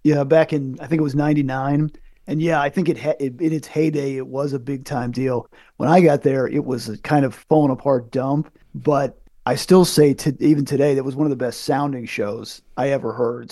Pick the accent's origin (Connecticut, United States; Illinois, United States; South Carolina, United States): Connecticut, United States; moved away; also born or lived in San Antonio, Texas; I'm from Connecticut